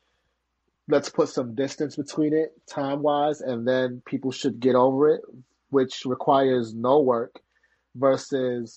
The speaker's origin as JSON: {"language": "English", "town": "New York City", "region": "New York", "country": "United States", "tie": "born or raised there", "said": "I grew up in Harlem"}